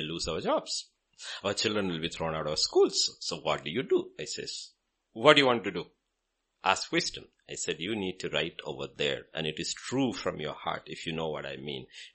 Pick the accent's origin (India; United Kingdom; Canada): India; Kerala; I'm from Kerala